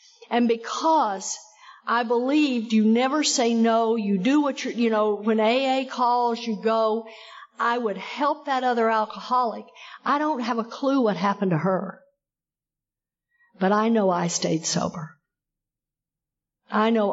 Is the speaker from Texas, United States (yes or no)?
yes; Texas, United States; I come from Texas. I got sober in Texas